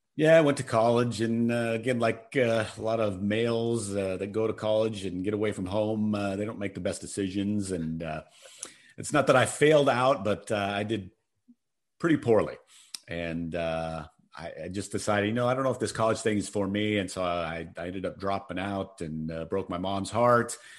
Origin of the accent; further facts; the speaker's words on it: Colorado, United States; moved away as an adult; also born or lived in Phoenix; I'm from Colorado